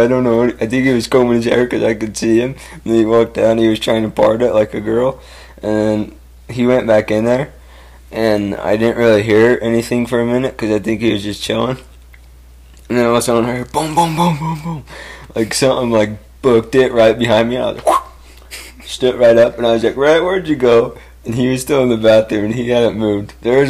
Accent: California, United States; I'm a Californian, Steve-O, and a surfer mixed.

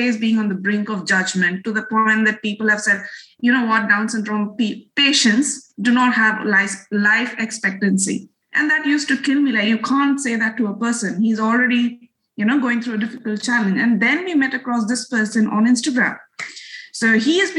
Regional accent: India; first language Bengali; English is a second language; moved away as an adult; now in Melbourne, Australia; I am basically from India, but I've been in Melbourne, Australia for the last 8 years.

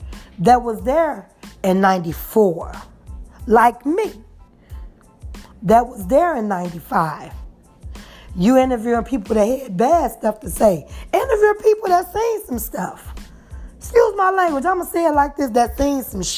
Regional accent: Chicago, Illinois, United States; I am from Chicago

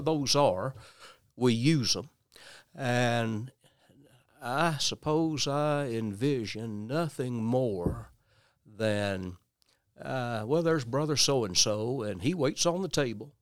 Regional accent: West Tennessee, United States; also born or lived in Nashville, Tennessee / Memphis area; West Tennessee

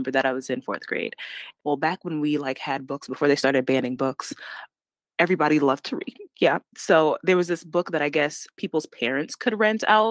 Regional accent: New York, United States; I'm from New York.

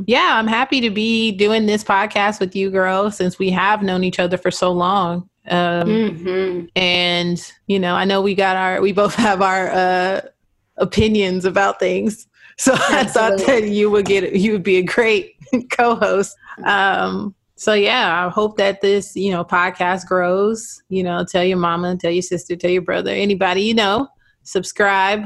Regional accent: Inglewood, California, United States; I'm from Inglewood, California.

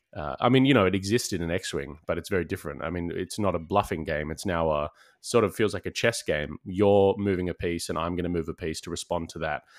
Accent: Sydney, New South Wales, Australia; we're both from Sydney

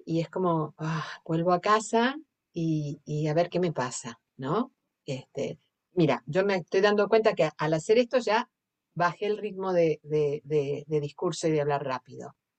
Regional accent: Argentina; accent: Argentine; moved away as an adult; now in Sitges, Spain; vengo de Argentina, se nota por el acento

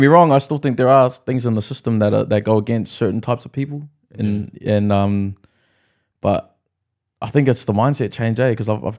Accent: Australia; born there; also born or lived in New Zealand; I was born in Australia and I moved to New Zealand a lot, you know, so there's still that Kiwi side of me.

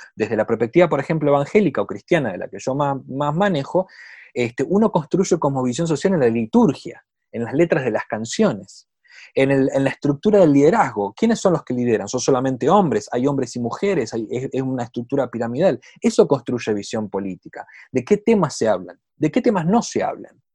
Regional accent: Argentina; moved away as an adult; now in Chile; yo, como, mi, acento lo, muestra, soy de Argentina, vivo en Chile ya hace cinco años

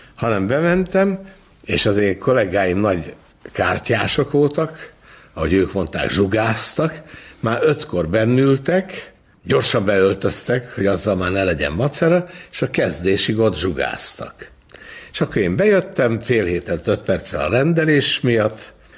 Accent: Budapest, Hungary; Én az Andrási úton nőttem fel

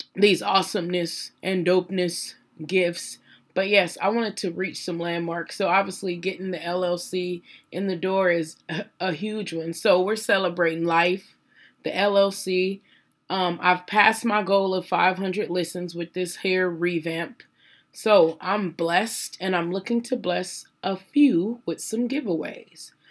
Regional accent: Phoenix, Arizona, United States; I was born and raised in South Phoenix, Arizona

